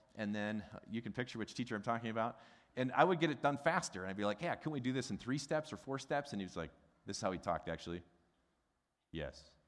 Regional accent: Midwest, United States; a Midwesterner who's got a German background

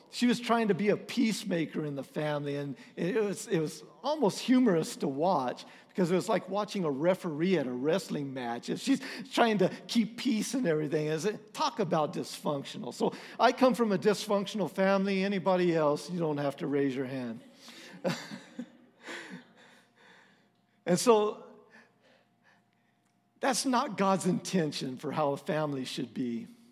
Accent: Texas, United States; We're from Texas.

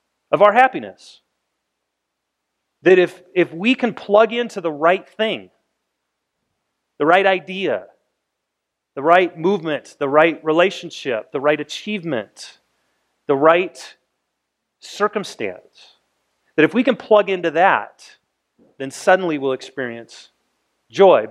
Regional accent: United States; as American people

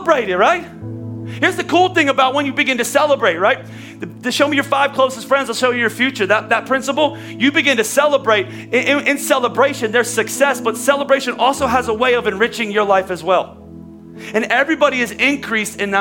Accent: Philadelphia, Pennsylvania, United States; we're from Philadelphia

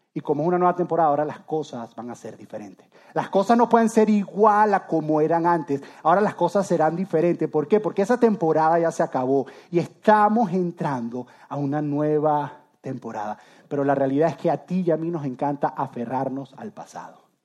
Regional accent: Venezuela; moved away as an adult; Yo soy de Venezuela, yo amo Venezuela

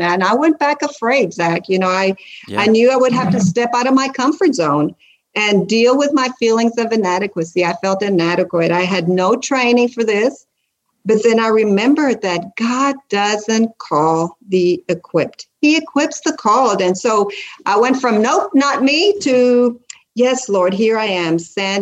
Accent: South Texas, United States; now in Central Kentucky, United States; I'm from South Texas with Hispanic roots

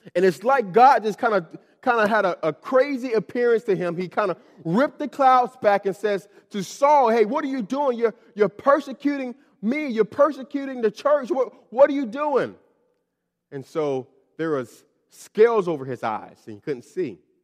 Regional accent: Miami, Florida, United States; moved away as an adult; I'm from Miami, Florida, and, uh, I was born in, was born in Miami, Florida, and I lived there up until I left for college

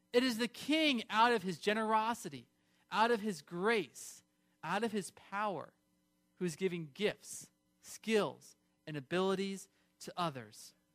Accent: California, United States; I grew up in California

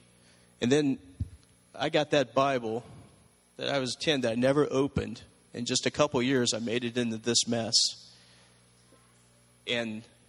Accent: Columbus, Ohio, United States; I grew up in Columbus, Ohio, in a place called The Bottoms

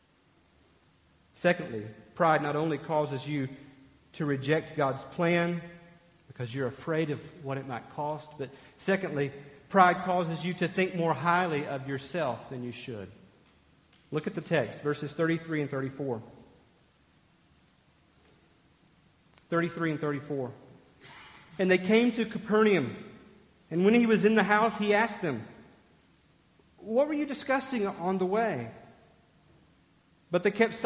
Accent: Sevierville, Tennessee, United States; I grew up in Sevierville, right outside of Gatlinburg.

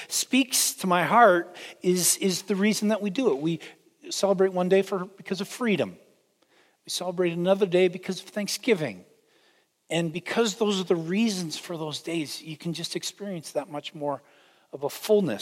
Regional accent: Canada; now in United States; I am Canadian

